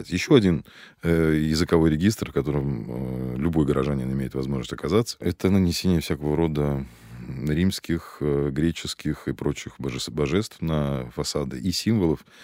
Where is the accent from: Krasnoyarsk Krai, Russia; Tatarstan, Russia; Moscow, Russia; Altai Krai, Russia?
Moscow, Russia; отчасти потому, что я действительно родился и вырос здесь. Это, от этого никуда не денешься. Плюс к этому я коренной москвич.